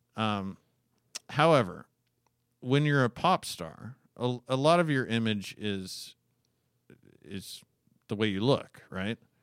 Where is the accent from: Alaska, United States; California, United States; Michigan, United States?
Alaska, United States; I was born in nineteen eighty-two and I grew up in Alaska